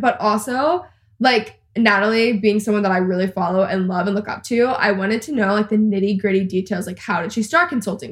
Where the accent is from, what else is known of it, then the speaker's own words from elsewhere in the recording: Texas, United States; I'm also a Texan and I live in Texas